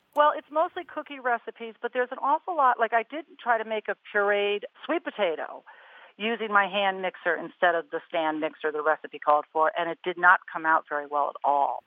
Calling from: Worcester, Massachusetts, United States; I'm calling from Worcester, Massachusetts

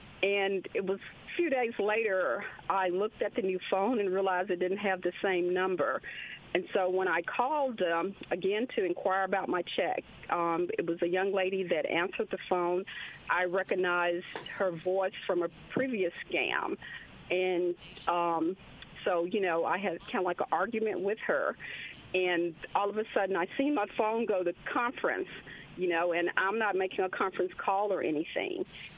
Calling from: Clinton, United States; Yes, this is …. I'm calling from Clinton.

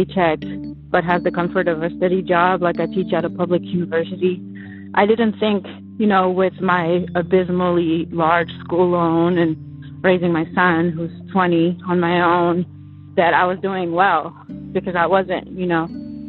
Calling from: Philadelphia, Pennsylvania, United States; I'm calling from Philadelphia.

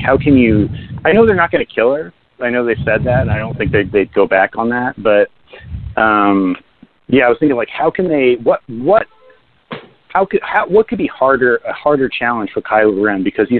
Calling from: New Jersey, United States; Hey, it's … calling from the sunny state of New Jersey.

